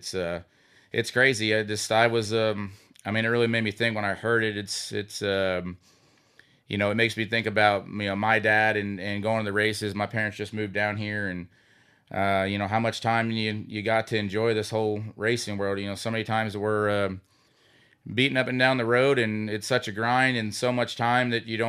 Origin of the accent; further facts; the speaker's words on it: Sinking Spring, Pennsylvania, United States; Yeah, I'm originally from Sinking Spring, Pennsylvania, and grew up in kind of somewhat of a racing family.